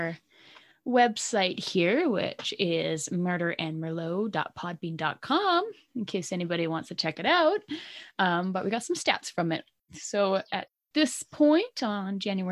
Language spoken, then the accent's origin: English; Canada; accent: Canadian; that's my Canadian accent